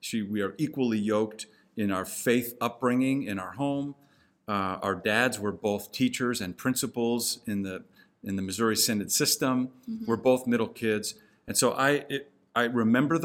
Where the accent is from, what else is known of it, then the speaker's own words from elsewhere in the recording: Hong Kong; moved away; I grew up in Hong Kong